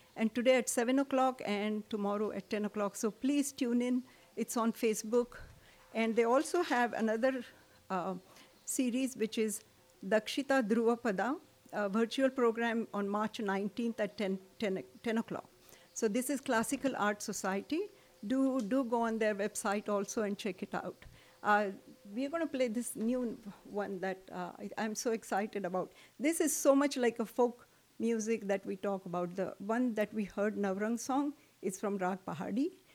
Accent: South India, India; moved away; I grew up in South in India

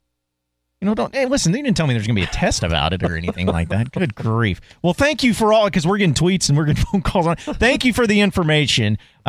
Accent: Fayetteville, Arkansas, United States; I'm from Fayetteville, man.

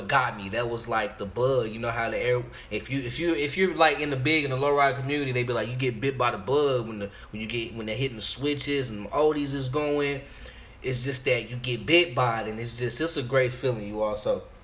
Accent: Arlington, Texas, United States; also born or lived in Chicago; I'm from Arlington, Texas, east side though

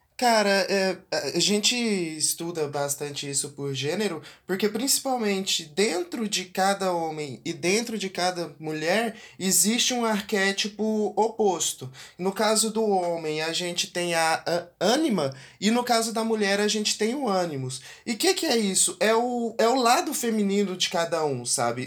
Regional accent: interior of Goiás, Brazil; eu sou do interior de Goiás e aqui a gente tem uma relação com a masculinidade bem bem aflorada

